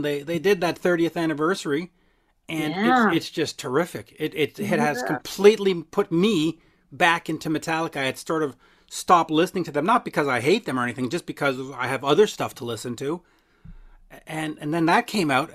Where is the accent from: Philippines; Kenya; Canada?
Canada; I'm Canadian